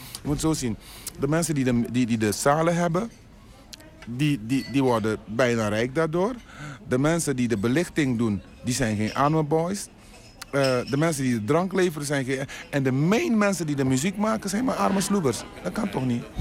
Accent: Suriname; accent: Surinamese; moved away; also born or lived in Tilburg; ik heb toch een Surinaams accent

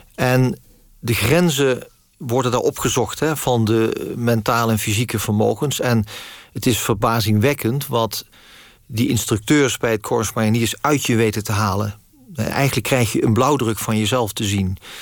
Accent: Netherlands; ik ben in Nederland geboren

